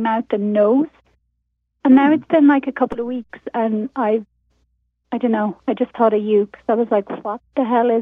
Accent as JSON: {"language": "English", "country": "Ireland", "moved": "yes", "lives_now": "Oaxaca, Mexico", "said": "I am in Mexico. I live in Oaxaca, but I'm Irish originally"}